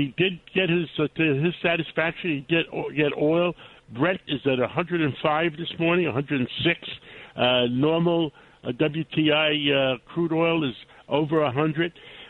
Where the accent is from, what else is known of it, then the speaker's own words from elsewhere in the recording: New York City, New York, United States; I grew up in Harlem, in the inner circle of the communities in New York